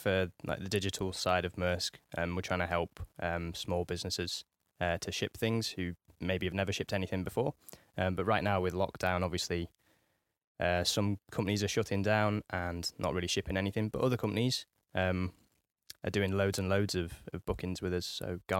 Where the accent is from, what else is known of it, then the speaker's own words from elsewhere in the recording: Nottingham, East Midlands, United Kingdom; So I'm originally from Nottingham in the Midlands, from a little, I don't know what you call it, suburb, village of Nottingham called Towton. And I grew up there with me mum and me dad.